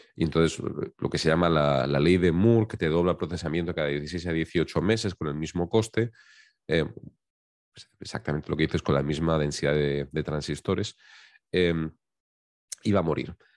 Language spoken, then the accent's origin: Spanish; Valencian Community, Spain; yo soy valenciano, soy de, un pequeño pueblecito que está en la costa del Mediterráneo